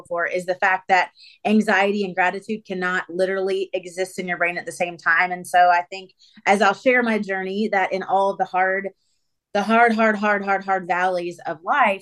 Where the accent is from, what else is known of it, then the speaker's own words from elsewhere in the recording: Atlanta, Georgia, United States; So I grew up in Atlanta. Atlanta's hometown for me. I'm about 30 minutes outside of the city.